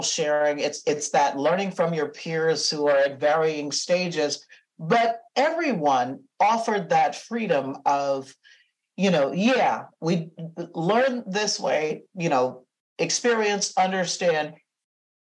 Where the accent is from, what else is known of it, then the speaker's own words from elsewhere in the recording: Berkeley, California, United States; also born or lived in Louisiana / Baton Rouge, Louisiana; I had lived in Louisiana, even though I was born and raised in the Bay Area